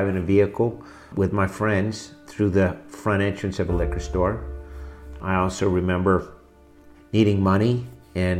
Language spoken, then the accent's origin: English; Morristown, New Jersey, United States; I was born in Morristown, New Jersey, 1966